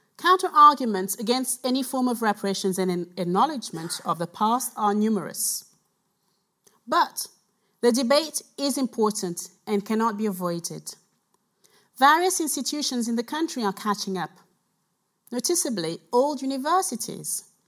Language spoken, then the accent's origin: English; Cameroon; now in United Kingdom; I was born in Cameroon, so I'm here I'm from here. I'm from there.